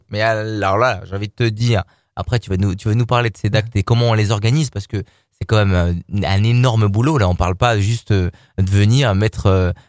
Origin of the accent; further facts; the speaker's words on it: Lyon, Auvergne-Rhône-Alpes, France; on est lyonnais